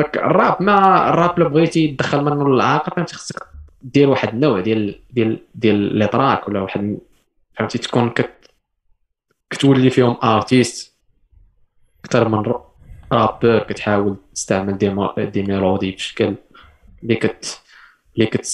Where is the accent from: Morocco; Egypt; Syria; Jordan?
Morocco; حنا كمغاربه